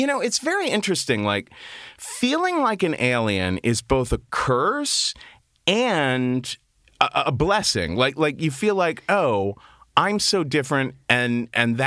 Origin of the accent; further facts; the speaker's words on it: Cincinnati, Ohio, United States; I grew up in Cincinnati, Ohio, very Republican, very conservative, very Catholic